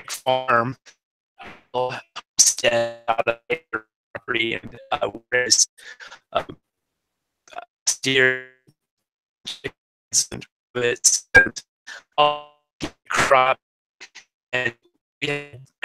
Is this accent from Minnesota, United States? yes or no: no; Southern Oregon, United States; I was born and raised in Southern Oregon